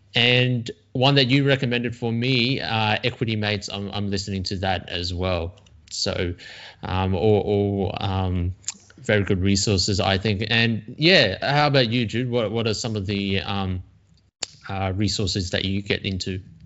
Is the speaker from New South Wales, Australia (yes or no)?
yes; Sydney, New South Wales, Australia; also born or lived in China; now in Melbourne, Australia; I came to Australia when I was very young. Um, I was born in China, um, but I was raised here, got educated here